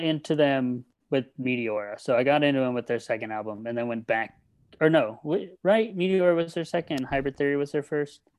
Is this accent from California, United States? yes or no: yes; Redlands, California, United States; moved away; from Redlands, California